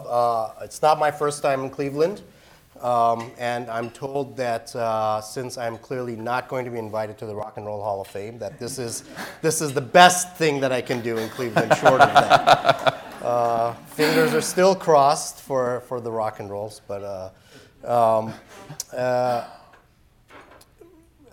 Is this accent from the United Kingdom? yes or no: no; Iran; now in United States; I'm an immigrant. I was born and raised in Iran